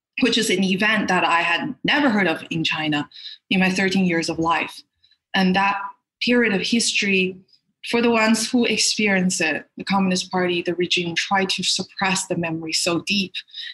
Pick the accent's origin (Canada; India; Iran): Canada; now in United States; I'm a Canadian actress. I live in the States right now.